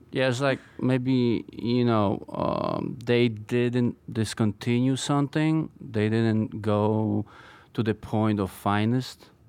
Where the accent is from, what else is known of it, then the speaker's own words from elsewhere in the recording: Poland; moved away as an adult; also born or lived in Brooklyn; now in New York City, United States; I was born and, uh, grew up in Poland, and I came here when I was nineteen by myself.